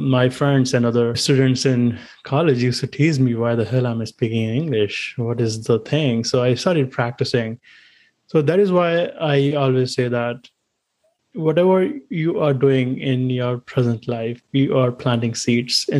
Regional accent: India; first language Hindi; English is a second language; moved away as an adult; now in United States; I'm originally from India

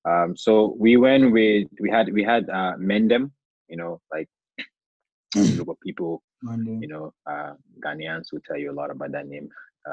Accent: Bamenda, North-West Region, Cameroon; now in United States; I was born in Bamenda, Mulang to be specific. I went to KZ Mankon for a few years, and then I moved to the United States

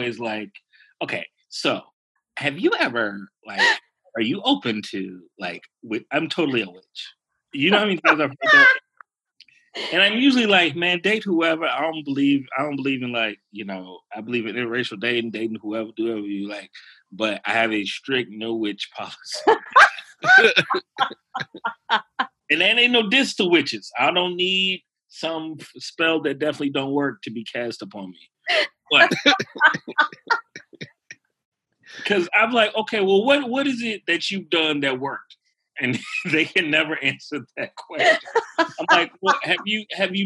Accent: Chicago, Illinois, United States; I'm from Chicago

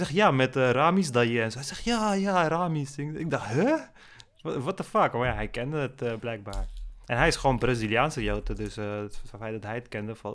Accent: Turkey; Want als, je, als Turk zijn, dan kun je ook van bepaalde Arabische muziek genieten.

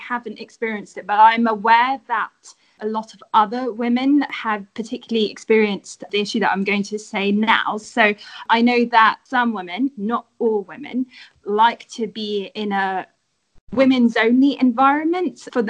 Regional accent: London, United Kingdom

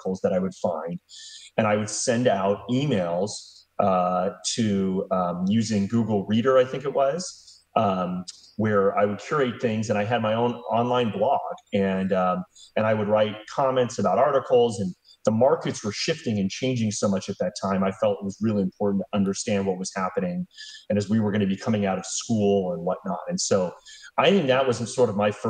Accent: Orange County, California, United States; I'm originally from Orange County, California

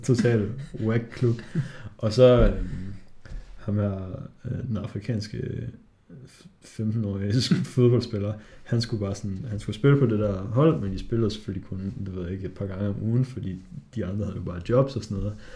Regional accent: Hobro, North Denmark Region, Denmark; Jeg er fra Hobro

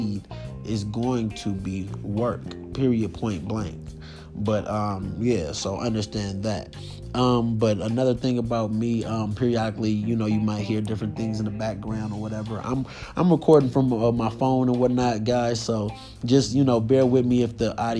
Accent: California, United States; I'm 29 and I'm from California.

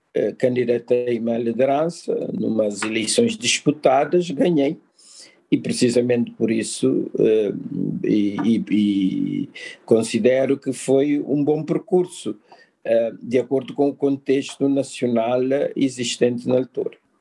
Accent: Cape Verde; nós somos um país transnacional, um país de transmigrantes

